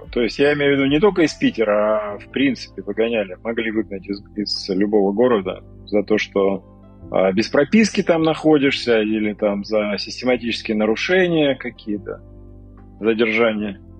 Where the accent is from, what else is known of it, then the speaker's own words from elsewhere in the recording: Sevastopol, Crimea, Ukraine; Ну-ну, вот, я, я родился в Севастополе, и как бы э, я там недолго жил, в принципе. После того, как я вернулся вот в 87 году, я прожил там до 97 -го года почти 11 лет, короче. Вот, собственно. Вот, но как бы все равно считаю Севастополь родным городом.